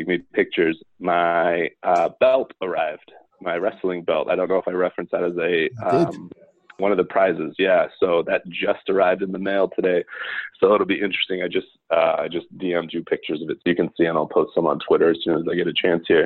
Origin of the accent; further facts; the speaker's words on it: Hemel Hempstead, East of England, United Kingdom; also born or lived in Scotland; now in United States; My entire family is from Scotland, but I was born in Hemel Hempstead and been in the US for about 30 years now